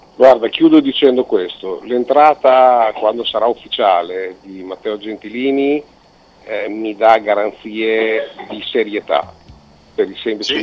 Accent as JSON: {"language": "Italian", "country": "Italy", "said": "siamo italiani"}